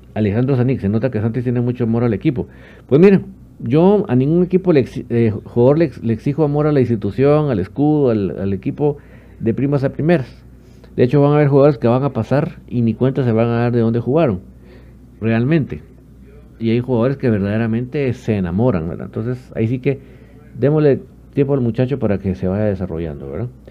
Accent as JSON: {"language": "Spanish", "country": "Guatemala", "said": "Sí soy guatemalteco con mucho orgullo"}